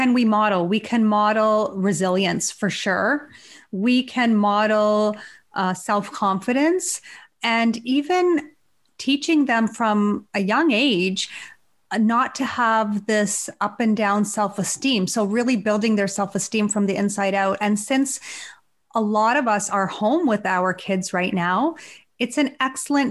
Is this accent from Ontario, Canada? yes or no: yes; Hamilton, Ontario, Canada; now in Toronto, Canada; I was born in Hamilton, Ontario, and my parents came to Canada in the early 70s.